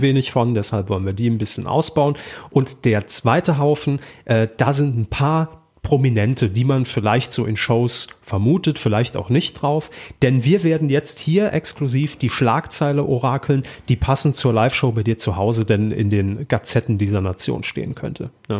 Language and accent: German; Saarland, Germany; moved away; Ich komme ja aus dem Saarland ursprünglich, habe dort beim Regionalfernsehen irgendwann mal meine Ausbildung gemacht.